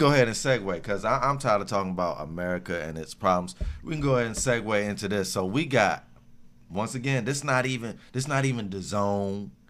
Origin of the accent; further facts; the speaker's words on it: Virginia, United States; I was born in Virginia. I was born in Virginia.